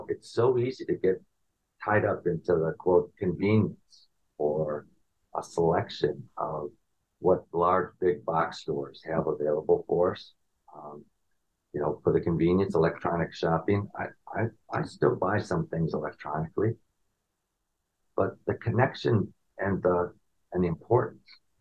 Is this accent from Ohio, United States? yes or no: no; Chicago, Illinois, United States; moved away as an adult; also born or lived in New York; I grew up in the Chicagoland area.